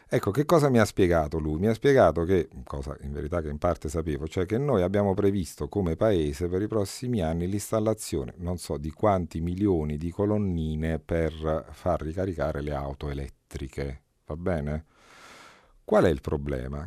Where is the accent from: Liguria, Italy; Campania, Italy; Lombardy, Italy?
Campania, Italy; Camorra area; moved away; Vengo eletto in un contesto difficile, quello dal quale provengo io, è altamente probabile che uno o due consiglieri comunali vengano decisi dalla Camorra